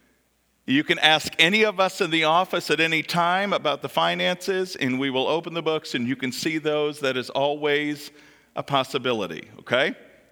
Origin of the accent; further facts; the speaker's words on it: Central Kentucky, United States; now in Butler, United States; the churches that I grew up in Central Kentucky